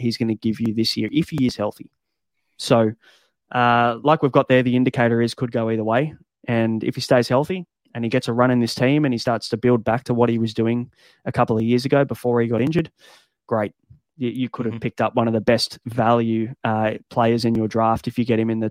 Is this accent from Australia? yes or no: yes; Australia; as an Aussie